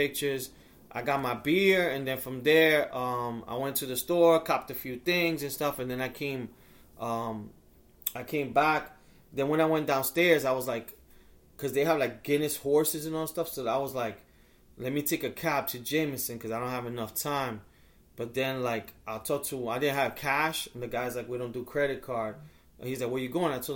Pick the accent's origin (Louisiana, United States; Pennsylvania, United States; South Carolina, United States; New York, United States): New York, United States; from New York